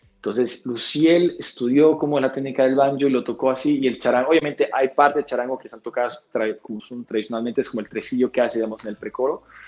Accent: Bolivia; siendo el primer boliviano que llega allá

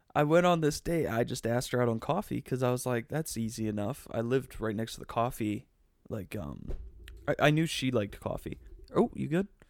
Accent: Wisconsin, United States; moved away; school in my hometown

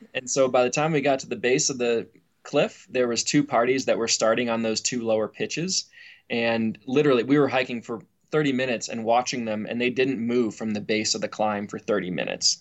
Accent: North Canton, Ohio, United States; moved away as an adult; also born or lived in Colorado; I was born and raised in Ohio, North Canton, Ohio, the home of the Football Hall of Fame.

